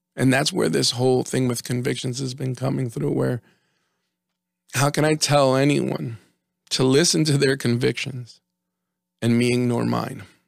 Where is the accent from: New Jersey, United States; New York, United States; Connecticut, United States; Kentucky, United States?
New Jersey, United States; we're from Jersey